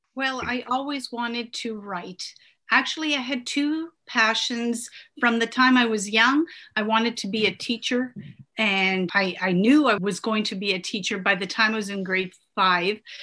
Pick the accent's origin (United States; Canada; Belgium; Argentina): Canada; born or raised there; English is a second language; also born or lived in Italy